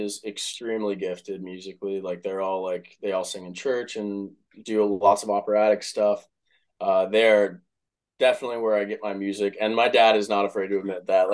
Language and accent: English; Dallas, Texas, United States; moved away as an adult; also born or lived in Cleveland, Ohio / Philadelphia / Lake Forest, Illinois; I'm from Dallas, Texas originally. I, you know, I was born and raised there.